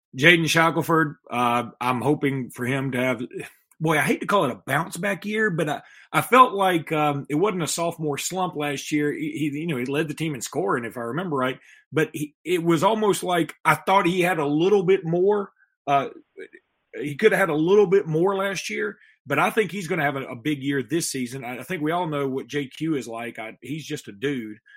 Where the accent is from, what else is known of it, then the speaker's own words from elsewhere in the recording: Alexander City, Alabama, United States; my hometown of Alexander City